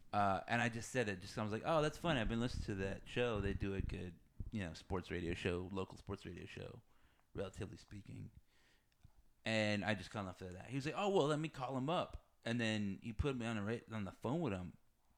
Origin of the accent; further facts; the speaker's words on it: Texas, United States; I grew up in Texas.